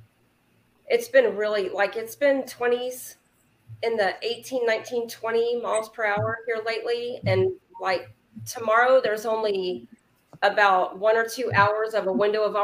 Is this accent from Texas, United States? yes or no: yes; Corpus Christi, Texas, United States